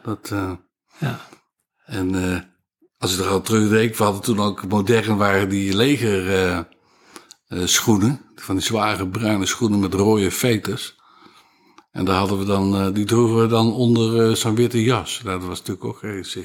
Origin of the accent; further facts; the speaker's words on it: 's-Hertogenbosch, North Brabant, Netherlands; moved away as an adult; also born or lived in Castricum; bos, in de Schilderstraat, in het centrum, tot mijn achttiende gewoond